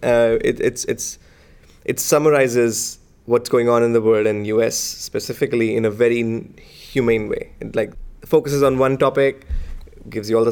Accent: India; moved away; I grew up in India

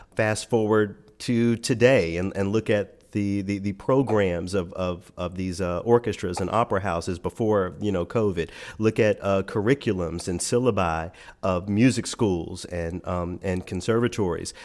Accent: Memphis, Tennessee, United States; moved away; my hometown of Memphis

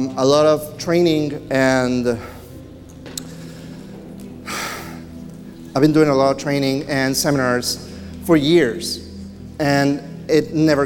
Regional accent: Mexico; I grew up in Mexico

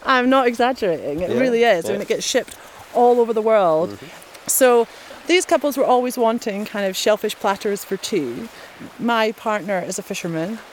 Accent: Arisaig, Scotland, United Kingdom; moved away; also born or lived in United Kingdom (various); I was born in Arisaig

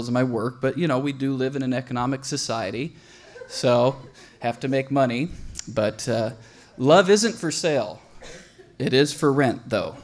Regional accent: Russia; I am from Russia

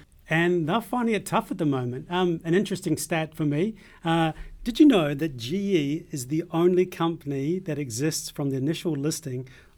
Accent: New Zealand; now in Australia; By the way, I'm from New Zealand, and I've Scottish.

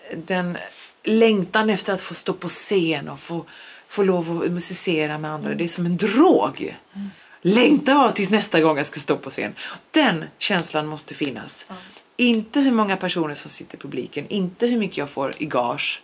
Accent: Skåne, Sweden; first language Polish; Swedish is a second language; also born or lived in Poland; jag är ju född och uppvuxen i Sverige

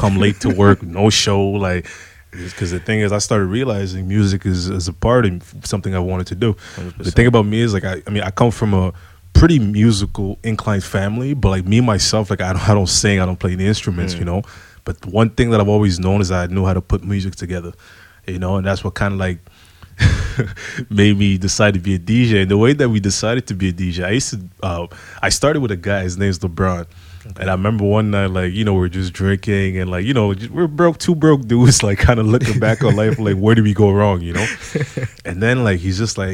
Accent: Ottawa, Ontario, Canada; moved away as an adult; also born or lived in Congo; now in Montreal, Canada; I'm from Ottawa. I'm from Congo, originally born. I came I moved to Canada in 2001, then moved to Montreal in 2010

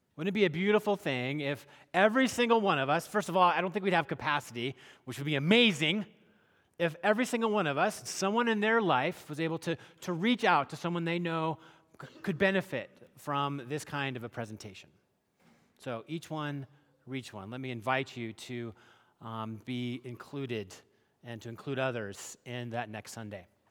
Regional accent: hometown where Costco started, Washington, United States; Costco started in my hometown

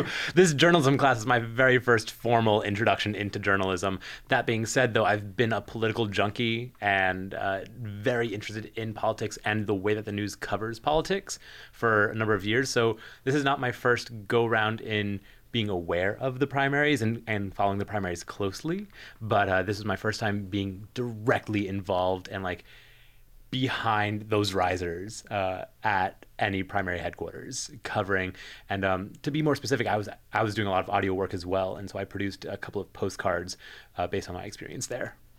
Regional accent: New Jersey, United States; moved away as an adult; also born or lived in Pittsburgh; I'm from New Jersey originally, um, then went to s, undergrad in Pittsburgh

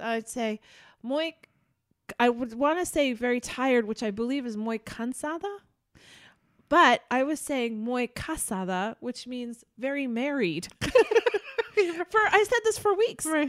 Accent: New York, United States; moved away as an adult; also born or lived in Wisconsin; I was from New York and they all thought my accent was hilarious

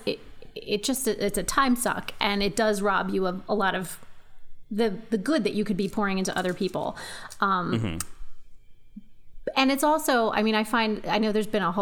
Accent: United States; I'm an American.

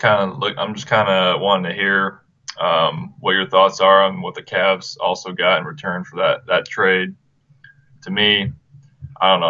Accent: Marion, Indiana, United States; Marion, Indiana, my hometown

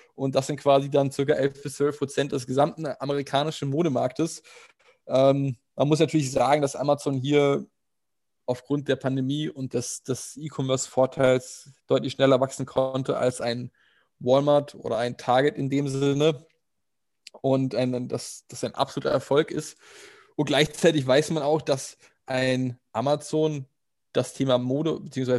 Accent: Germany; als Deutscher

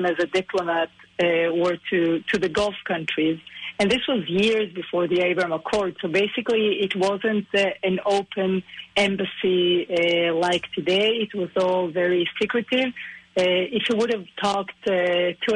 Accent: a kibbutz in the Galilee, Northern District, Israel; also born or lived in Buenos Aires, Argentina; I grew up in a kibbutz in the Galil.

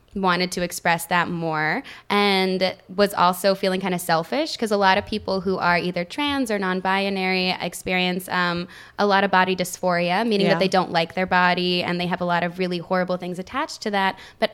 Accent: Oklahoma City, Oklahoma, United States; also born or lived in Salt Lake City, Utah; And I was raised in Oklahoma. Like Oklahoma City.

